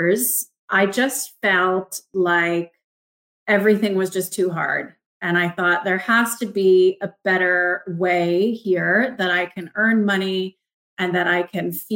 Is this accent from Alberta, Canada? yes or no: no; Markham, Ontario, Canada; moved away; I grew up in Markham, which is a suburb of Toronto.